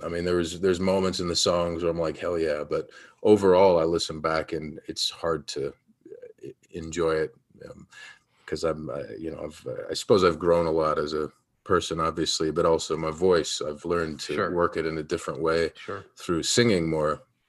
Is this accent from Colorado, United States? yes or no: no; Yellow Springs, Ohio, United States; I come from Yellow Springs, Ohio, first of all, which is 3,000 to 4,000 people.